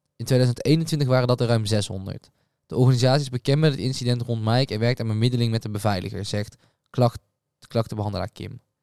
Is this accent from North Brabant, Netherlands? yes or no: yes; Breda, North Brabant, Netherlands; wij komen natuurlijk uit Breda